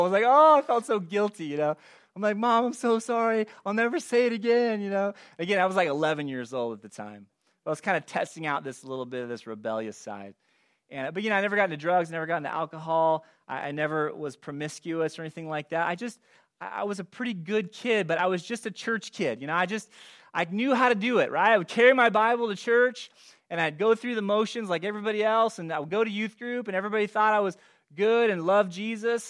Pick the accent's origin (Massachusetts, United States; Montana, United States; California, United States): California, United States; moved away as an adult; also born or lived in Gresham, Oregon; I grew up in California